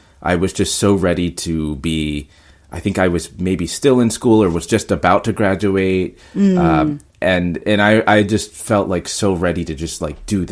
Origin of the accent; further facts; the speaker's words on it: North Carolina, United States; moved away as an adult; now in New York, United States; I grew up in North Carolina, which is in the south of, you know, United States